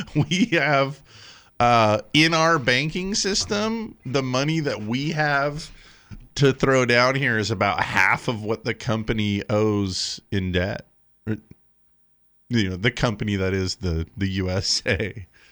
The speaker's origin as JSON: {"language": "English", "region": "California", "country": "United States", "tie": "born or raised there", "said": "I live in California. I always have. I feel like it's just part of being a Californian"}